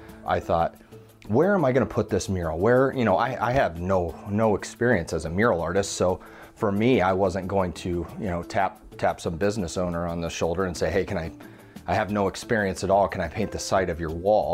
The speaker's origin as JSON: {"language": "English", "town": "Fontanelle", "region": "Iowa", "country": "United States", "tie": "born or raised there", "also_born_or_lived": "Creston, Iowa", "said": "So I was born in Creston, Iowa, and I grew up in the little town of Fontenelle, Iowa, about 600 people."}